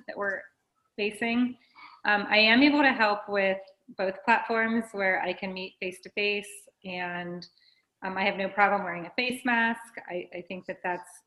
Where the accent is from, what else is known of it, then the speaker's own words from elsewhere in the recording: Sanibel, Florida, United States; also born or lived in New York City; I'm a Sanibel native.